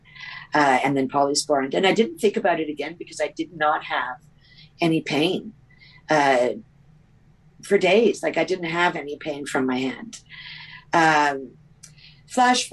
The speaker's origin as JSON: {"language": "English", "country": "Canada", "said": "I'm from Canada"}